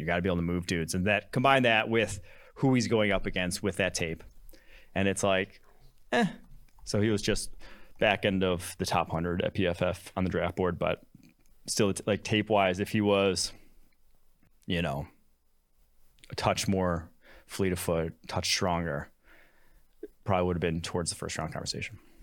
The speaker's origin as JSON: {"language": "English", "area": "Champaign", "region": "Illinois", "country": "United States", "tie": "born or raised there", "also_born_or_lived": "Milwaukee, Wisconsin", "said": "I was born in Milwaukee, Wisconsin. I grew up Packers, Badgers, Bucks, Brewers, fan, all Wisconsin sports. Um, grew up, lived there till I was six. Moved to a city just outside of Champaign, Illinois"}